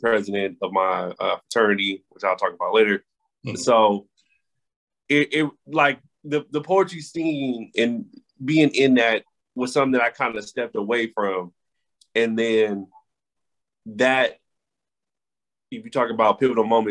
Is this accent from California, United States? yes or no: yes; Los Angeles, California, United States; moved away as an adult; now in Washington, D.C., United States; I am from Los Angeles, California, born and raised